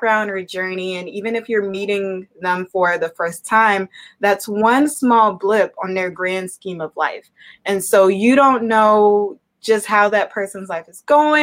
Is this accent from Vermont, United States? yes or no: no; Savannah, Georgia, United States; moved away as an adult; also born or lived in Blacksburg, Virginia / Atlanta, Georgia / Charlotte, North Carolina / Gainesville, Florida; now in Milwaukee, United States; born and raised in Savannah, Georgia